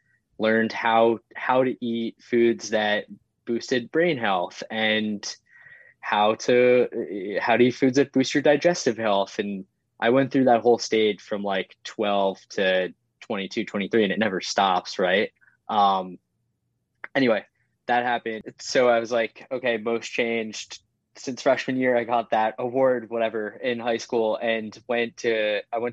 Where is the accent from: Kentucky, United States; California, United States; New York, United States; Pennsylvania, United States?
New York, United States; Yorktown Heights; I grew up in Westchester, which is super sports oriented community.